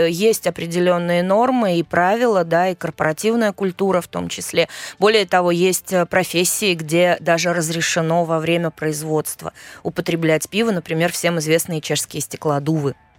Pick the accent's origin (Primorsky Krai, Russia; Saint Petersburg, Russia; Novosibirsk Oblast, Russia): Saint Petersburg, Russia; moved away as an adult; now in Prague, Czech Republic; я родилась в Ленинграде